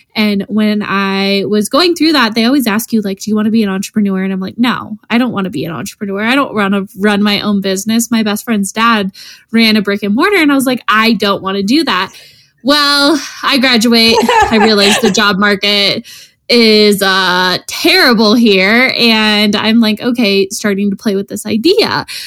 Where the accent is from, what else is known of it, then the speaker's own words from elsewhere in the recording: Colorado, United States; we're from Colorado